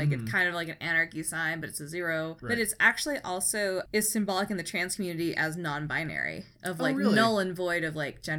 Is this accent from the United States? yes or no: yes; East Bay, Northern California, United States; I grew up in the East Bay, which is not a small town.